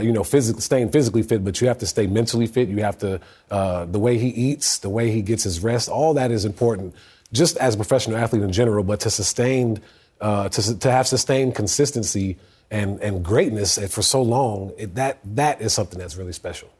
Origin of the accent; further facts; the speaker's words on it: Sacramento, California, United States; I'm from Sacramento.